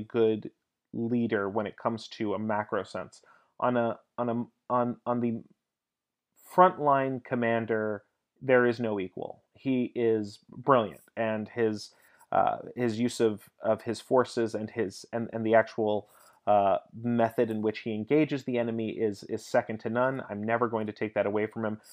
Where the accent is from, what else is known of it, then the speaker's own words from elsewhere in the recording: United States; I'm American